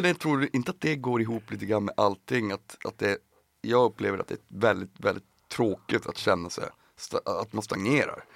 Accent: Piteå, Norrbotten County, Sweden; jag är från Piteå från början

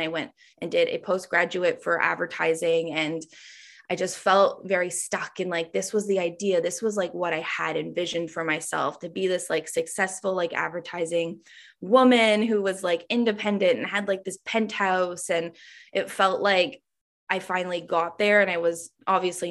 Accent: Ontario, Canada; when I moved back to my hometown, which is like a small, I want to say it's a small town in Ontario, Canada, but it's a city

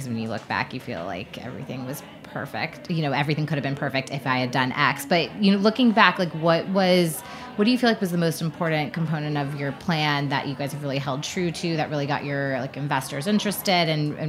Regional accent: Marietta, Georgia, United States; Marietta is a small, tight-knit community in Georgia. I should know, it's actually my hometown.

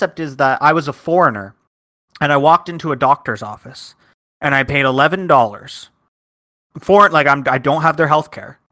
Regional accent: Canada; growing up in Canada

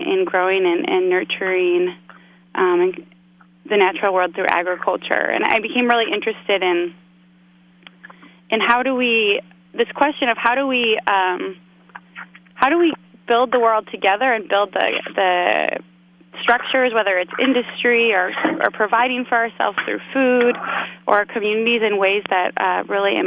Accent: Chicago, Illinois, United States; now in Bay Area, United States; I was from Chicago

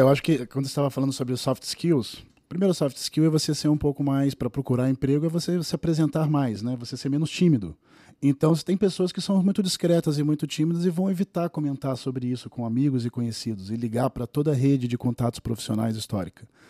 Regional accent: Rio de Janeiro, Brazil; now in São Paulo, Brazil; Eu sou do Rio de Janeiro, quando vim para São Paulo

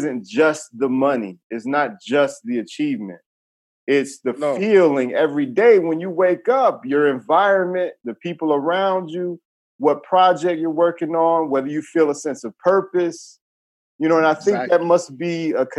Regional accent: United States; I grew up in the States

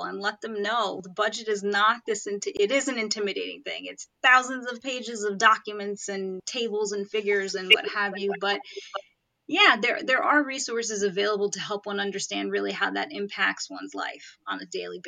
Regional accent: New York City, New York, United States; I live in Queens. I grew up in Queens

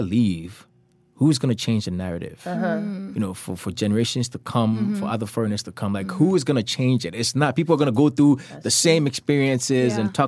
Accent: Ghana; now in Korea; I was from Ghana

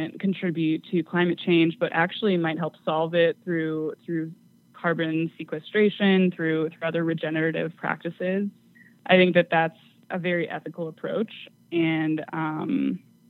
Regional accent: California, United States; moved away; I'm originally from California

